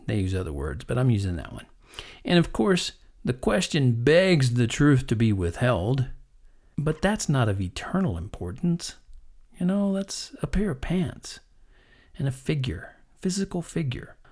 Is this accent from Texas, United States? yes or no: yes; Texas, United States; also born or lived in Kansas; growing up in Texas and Kansas